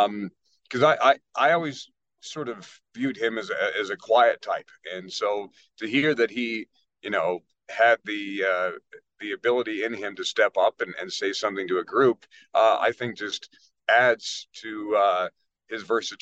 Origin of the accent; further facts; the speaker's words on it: Ireland; he's German, but I'm Irish.